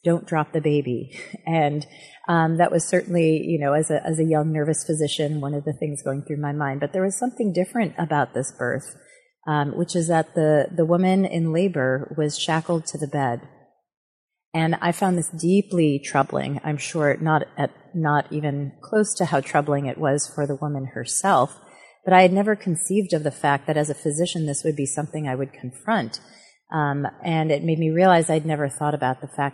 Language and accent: English; Buffalo, New York, United States; moved away as an adult; I grew up in Buffalo, New York, had my formative